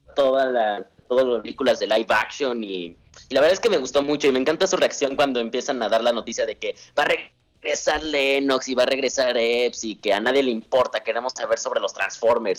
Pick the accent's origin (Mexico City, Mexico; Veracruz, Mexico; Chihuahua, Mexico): Mexico City, Mexico; De, también de CDMX